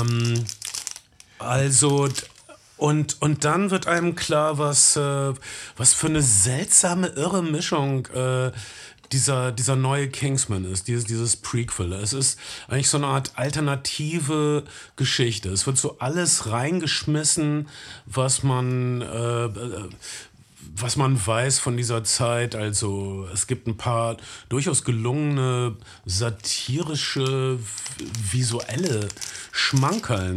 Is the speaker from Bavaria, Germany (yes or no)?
no; North Rhine-Westphalia, Germany; bei uns in Ostwestfalen